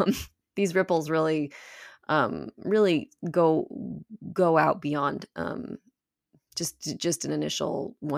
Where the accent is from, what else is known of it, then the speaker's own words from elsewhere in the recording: Petaluma, California, United States; now in Los Angeles, United States; I grew up in Petaluma